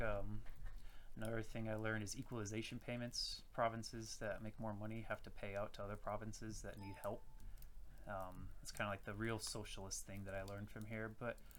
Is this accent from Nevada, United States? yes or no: no; Virginia, United States; moved away as an adult; now in Saskatoon, Canada; I am from Virginia, USA. I moved here in uh, August 2015